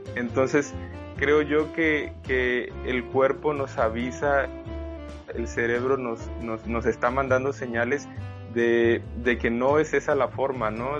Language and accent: Spanish; Mexico; soy mexicano